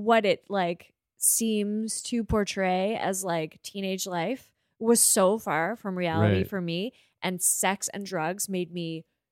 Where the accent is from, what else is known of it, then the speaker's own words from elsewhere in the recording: Kensington, Prince Edward Island, Canada; I grew up in Kensington, Prince Edward Island.